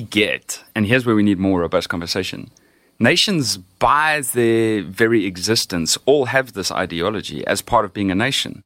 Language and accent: English; Johannesburg, Gauteng, South Africa; moved away as an adult; now in Austin, United States; I grew up in Johannesburg, South Africa, and lived there for most of my life